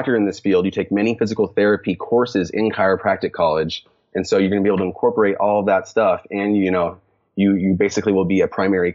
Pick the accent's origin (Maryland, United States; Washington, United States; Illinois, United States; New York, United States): Washington, United States; Lake Tapps; moved away; I grew up in Seattle, Washington, more specifically about 45 minutes south of Seattle in the area called Lake Taps.